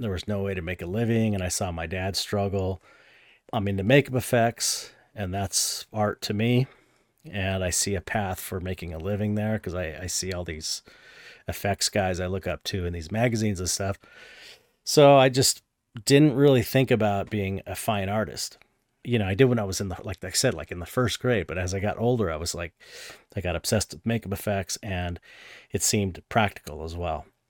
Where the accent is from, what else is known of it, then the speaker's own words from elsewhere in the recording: San Pedro, California, United States; I grew up in San Pedro, and that's, like, you know, forty minutes outside of Hollywood